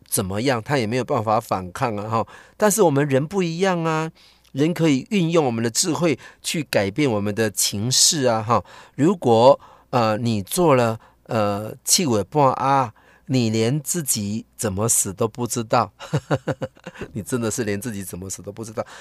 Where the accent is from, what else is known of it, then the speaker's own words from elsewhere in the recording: Taiwan; 我们台湾人，我们华人